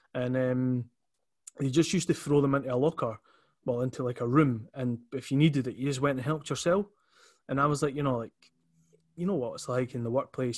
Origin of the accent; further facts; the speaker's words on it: Edinburgh, Scotland, United Kingdom; so I'm from Leith. Um, always, you know, will be from Leith